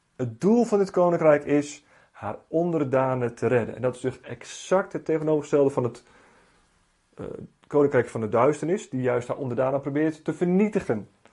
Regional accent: Netherlands; Ik ben Nederlander, ik heb een Nederlands paspoort

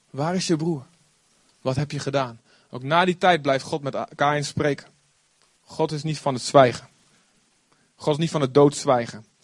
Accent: Olst, Overijssel, Netherlands; Ik was vrijdag weer in Olst voor een bruiloft, eh, waar ik vandaan kom. En eh, nou ja, niet heel spectaculair dorp. Het viel me op hoe klein het eigenlijk is. Vroeger toen ik kind was, was het een hartstikke groot dorp.

